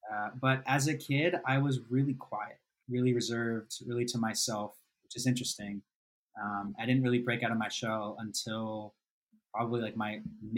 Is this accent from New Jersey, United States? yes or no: yes; New Jersey, United States; Originally, I'm from New Jersey.